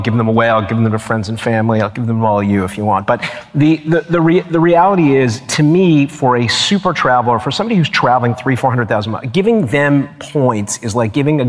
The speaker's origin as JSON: {"language": "English", "country": "Canada", "said": "I'm Canadian"}